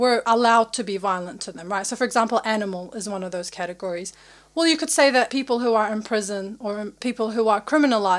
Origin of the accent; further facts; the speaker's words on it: Iraq; now in New Zealand; I'm from Iraq